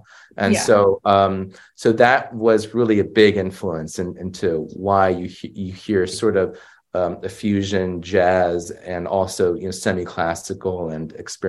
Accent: United States; but it's been very frustrating for, say, second generation, you know, Asian Americans like myself

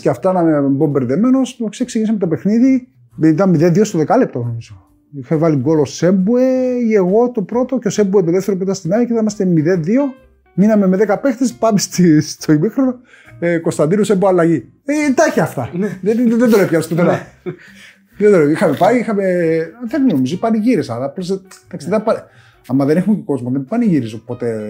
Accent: Cyprus; moved away as an adult; also born or lived in Greece; έφυγα από την Κύπρο τώρα στο τεχνικό και πήγα στο Ηρακλή

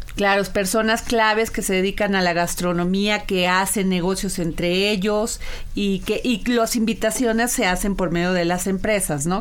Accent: Veracruz, Mexico; yo soy veracruzana

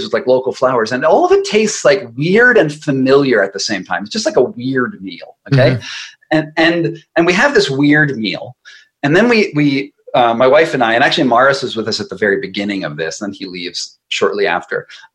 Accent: United States; I'm an American

